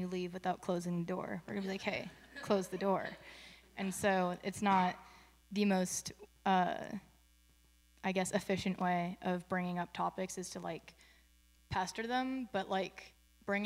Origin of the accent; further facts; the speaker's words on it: Castro Valley, California, United States; I'm from Castro Valley, which is East Bay area near Oakland